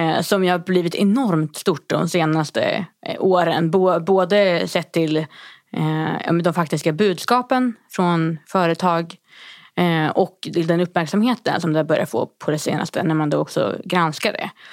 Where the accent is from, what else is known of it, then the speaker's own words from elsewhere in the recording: Härnösand, Västernorrland County, Sweden; min hemkommun Härnösand i Västernorrland